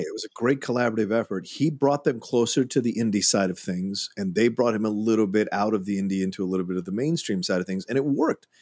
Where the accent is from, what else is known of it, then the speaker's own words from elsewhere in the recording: Northern Virginia, United States; moved away; I grew up in Virginia, in Southern Virginia. We had, or Northern Virginia